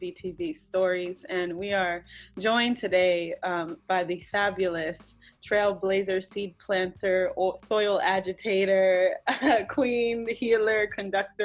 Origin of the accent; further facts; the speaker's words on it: Hawaii, United States; I grew up in Hawaii.